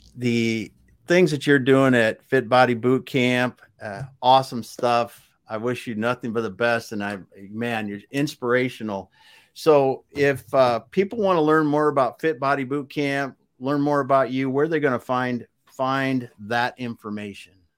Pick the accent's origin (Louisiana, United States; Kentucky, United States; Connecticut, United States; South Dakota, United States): South Dakota, United States; I grew up in the Midwest in South Dakota on a farm